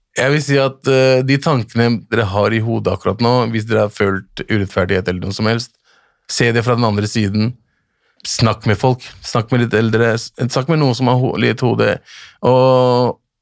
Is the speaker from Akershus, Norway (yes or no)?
yes; Lørenskog, Akershus, Norway; also born or lived in Bjørndal, Oslo / Pakistan (family origin); Lørenskog er jo et sted der jeg vokste opp.